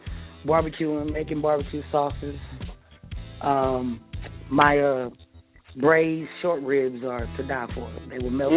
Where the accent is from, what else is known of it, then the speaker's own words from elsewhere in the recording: Kansas City, Missouri, United States; I am from Kansas City.